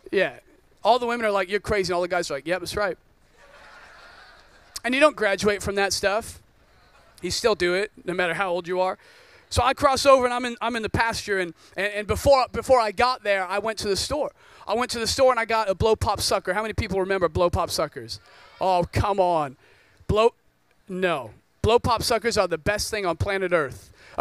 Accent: Oregon, United States; I grew up in Oregon, rains all the time.

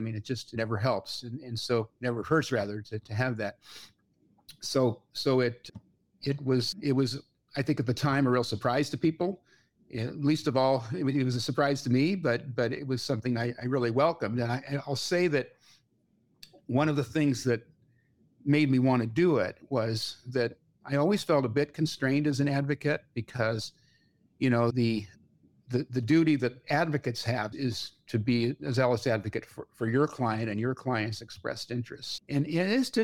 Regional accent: Bay Area, California, United States; growing up in California

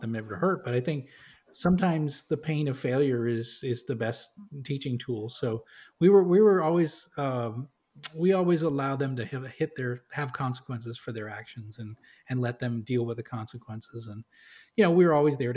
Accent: New England, United States; I grew up in New England

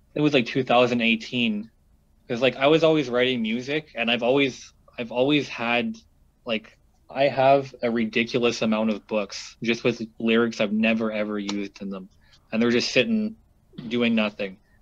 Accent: Sudbury, Ontario, Canada; now in Toronto, Canada; in my hometown, um, it kind of just like blew up to be a cool Sudbury rapper and then everybody all of a sudden was a fucking rapper in that town

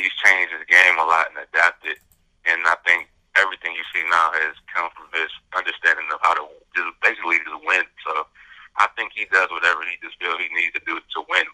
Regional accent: Michigan, United States; I'm from Michigan.

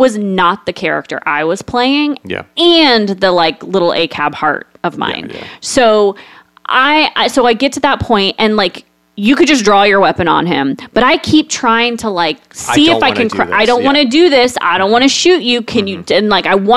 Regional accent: Space Coast, Florida, United States; growing up on the Space Coast and watching rockets go up

